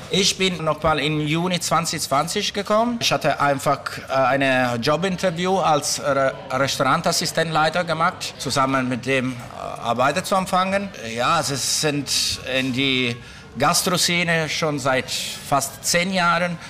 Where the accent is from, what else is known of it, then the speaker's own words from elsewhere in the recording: Sicily, Italy; German is a second language; now in Berlin, Germany; ich komme aus Sizilien